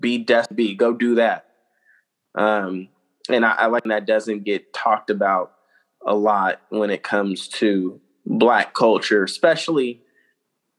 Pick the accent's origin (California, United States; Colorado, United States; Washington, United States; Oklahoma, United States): California, United States; Vallejo; the guys that I grew up with in Vallejo as a child